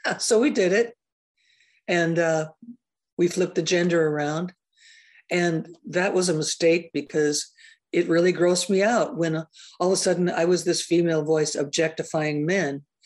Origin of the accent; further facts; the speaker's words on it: Seattle, Washington, United States; back when it was really super unhip to be from Seattle.